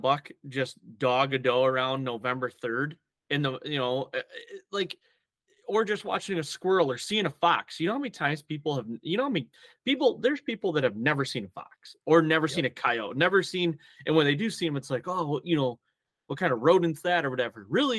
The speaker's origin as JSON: {"language": "English", "region": "Michigan", "country": "United States", "tie": "born or raised there", "said": "so I grew up in Michigan in a heavy tradition, deer hunting tradition, state."}